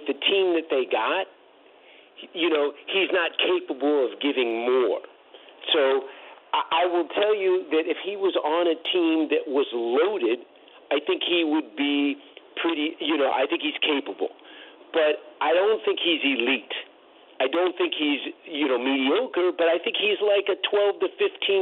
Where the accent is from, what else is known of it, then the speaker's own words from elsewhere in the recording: East Bay, California, United States; so I was all East Bay because I grew up in the East Bay.